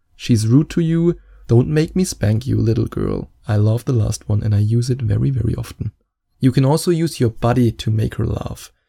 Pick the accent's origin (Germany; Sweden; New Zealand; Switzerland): Germany; accent: German; English is a second language; my German accent